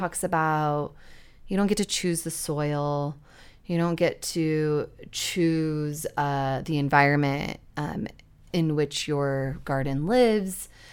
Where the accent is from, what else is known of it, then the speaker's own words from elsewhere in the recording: Utah, United States; we grew up in Utah where there is literally no sex education